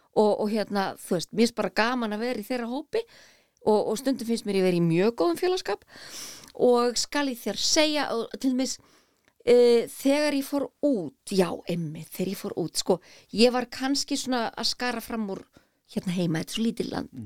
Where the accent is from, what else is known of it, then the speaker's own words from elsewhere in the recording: Garðabær, Capital Region, Iceland; ég elst upp í Garðabæ